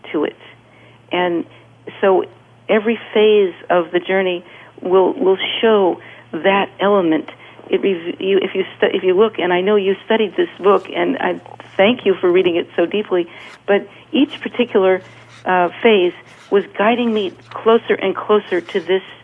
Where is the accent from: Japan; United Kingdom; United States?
United States; California; moved away; from California